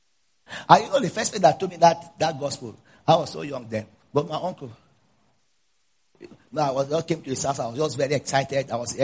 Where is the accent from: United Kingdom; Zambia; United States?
Zambia; You know, I'm coming from Zambia.